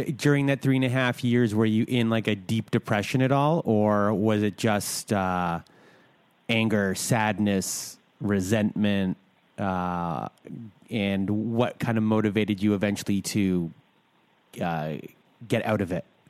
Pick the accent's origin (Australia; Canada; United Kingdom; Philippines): Canada; I'm Canadian